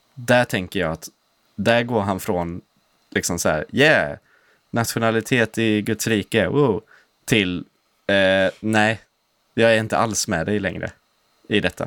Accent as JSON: {"language": "Swedish", "country": "Sweden", "said": "jag är inte svensk i första hand"}